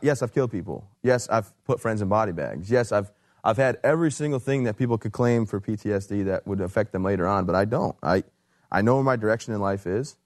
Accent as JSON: {"language": "English", "region": "Michigan", "country": "United States", "also_born_or_lived": "Fort Bragg, North Carolina", "moved": "as an adult", "said": "I'm from Michigan originally"}